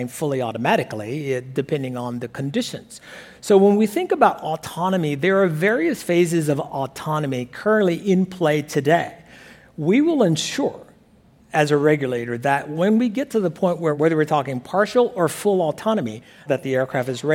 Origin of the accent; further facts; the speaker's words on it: Alabama, United States; a small boy growing up in Alabama